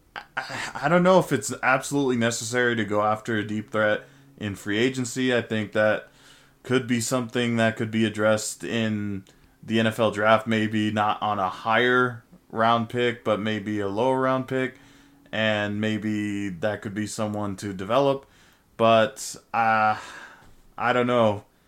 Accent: Fontana, California, United States; Fontana, California native

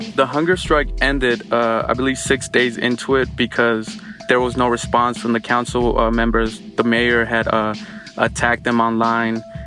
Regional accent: Oakland, California, United States; I grew up in Oakland.

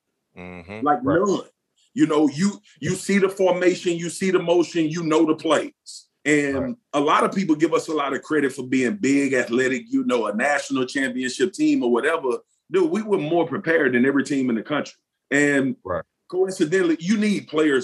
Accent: Baton Rouge, Louisiana, United States; I grew up playing in South Baton Rouge for the South Baton Rouge Rams.

